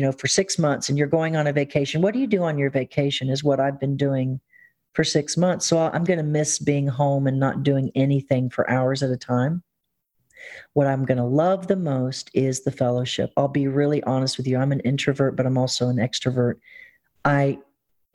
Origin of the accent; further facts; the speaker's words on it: the South, Southern United States, United States; being a Southerner